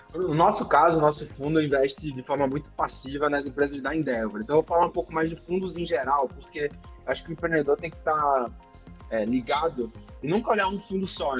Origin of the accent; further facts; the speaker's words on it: Recife, Pernambuco, Brazil; Recife, que é de onde eu sou